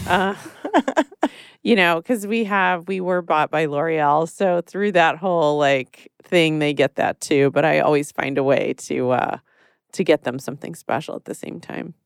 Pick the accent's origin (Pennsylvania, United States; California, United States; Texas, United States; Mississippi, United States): Texas, United States; I grew up in Texas